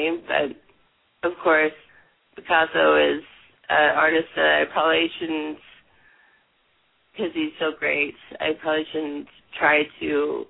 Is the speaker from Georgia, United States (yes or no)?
no; Wilmington, Delaware, United States; also born or lived in Portland, Oregon; now in Eugene, United States; My family moved around a lot, so I was born in Portland, Oregon, and I grew up in Wilmington, Delaware. But now I'm back in Eugene, in Oregon.